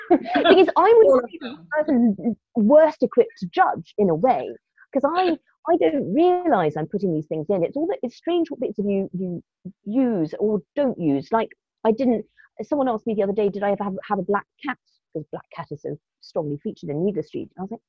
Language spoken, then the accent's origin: English; Madagascar; also born or lived in Kenya / Morocco; Like, I grew up in Madagascar and Kenya and Morocco, and I remember getting telexes.